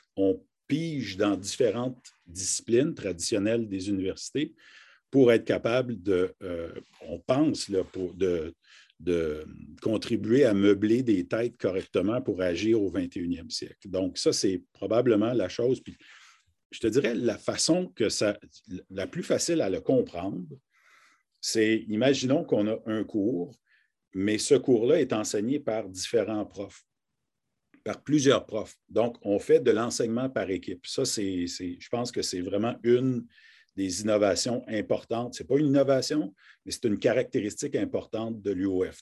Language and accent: French; Harty, Ontario, Canada; also born or lived in Kapuskasing, Ontario; je suis originaire d'une, de, en fait, d'un petit village qui s'appelle Harty